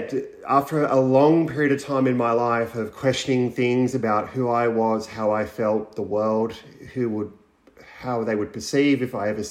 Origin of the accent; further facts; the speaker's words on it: around Bathurst and Orange, Central West New South Wales, Australia; I grew up in Central West New South Wales around Bathurst Orange, for anybody who knows that area. I grew up on a cattle property